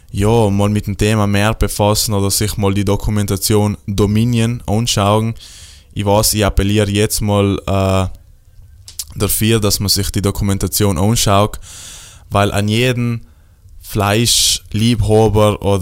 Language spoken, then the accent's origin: German; Trentino-Alto Adige, Italy; ja, aber ich komme aus Südtirol, bei mir äh, gibt es äh, Freilauf, äh, Hühner und Kia sind auf der Wies und alles super